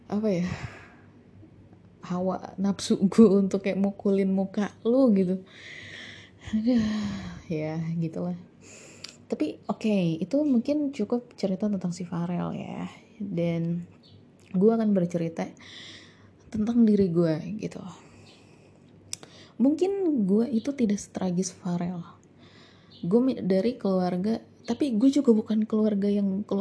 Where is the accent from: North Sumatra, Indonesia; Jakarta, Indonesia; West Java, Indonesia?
West Java, Indonesia; Depok; also born or lived in Yogyakarta; jadi gue dari Depok ke Jogja gitu ya dan sekolah di sana